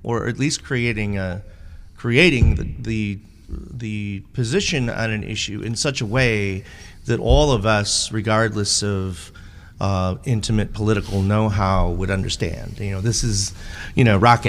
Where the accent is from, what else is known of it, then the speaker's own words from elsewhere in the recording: United States; I'm an American.